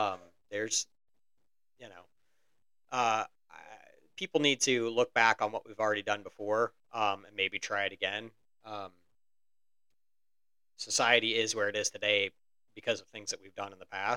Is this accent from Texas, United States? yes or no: no; Indiana, United States; we're from Indiana, not necessarily a place where one can go to get lobsters easily